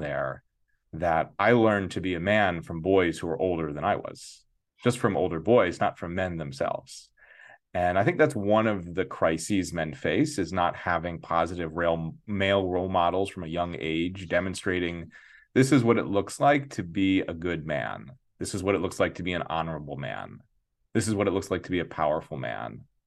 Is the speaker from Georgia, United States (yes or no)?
no; Santa Fe, New Mexico, United States; now in New York City, United States; I grew up in Santa Fe, New Mexico, very progressive town